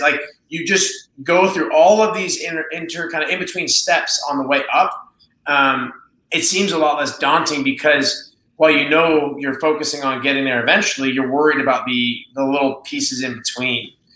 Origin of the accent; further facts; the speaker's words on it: Las Vegas, Nevada, United States; I'm from Las Vegas, I'm proud to be from Las Vegas